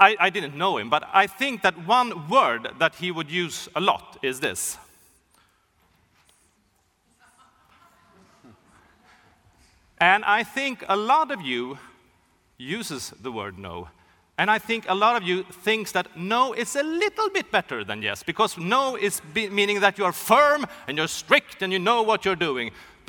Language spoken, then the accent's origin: English; Sweden; I'm from Sweden. Hockey is a really big thing in Sweden.